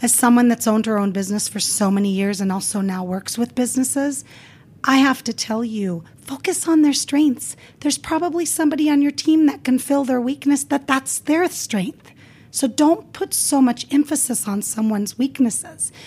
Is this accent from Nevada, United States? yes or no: yes; Las Vegas, Nevada, United States; English is a second language; also born or lived in California; growing up in Las Vegas